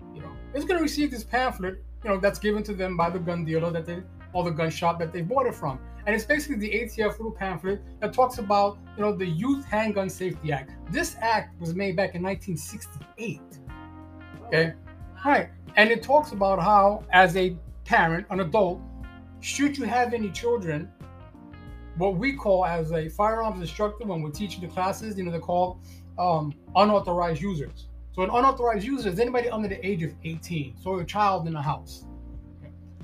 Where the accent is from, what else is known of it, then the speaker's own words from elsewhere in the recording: New York City, New York, United States; moved away as an adult; also born or lived in Florida; Born and raised in Brooklyn, New York